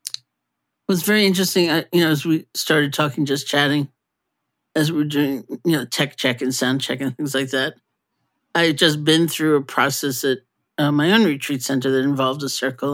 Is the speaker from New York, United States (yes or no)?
yes; New York City, New York, United States; I grew up in New York City too